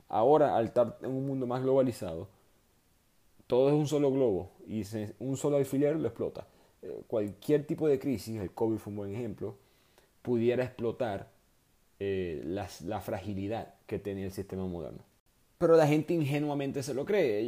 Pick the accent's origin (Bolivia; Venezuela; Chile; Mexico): Venezuela; Maracaibo, Zulia; moved away; also born or lived in New York / Houston; yo soy de Maracaibo